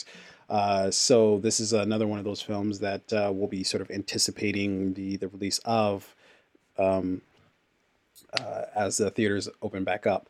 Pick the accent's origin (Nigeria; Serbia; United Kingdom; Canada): Nigeria; a fellow Nigerian